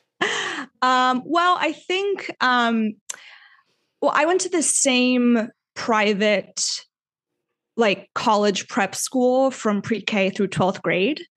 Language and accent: English; Weston, Florida, United States; I'm from a small suburb called Weston, Florida, which is west of Fort Lauderdale, Florida.